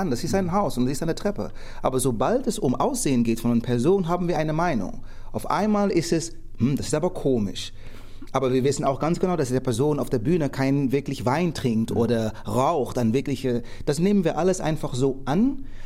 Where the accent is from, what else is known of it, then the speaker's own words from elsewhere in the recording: Netherlands; Und für mich als Holländer, ist die Geschichte von Amerika, ja, das ist interessant, das auch mal gelesen zu haben und gehört zu haben, aber jetzt nicht so interessant.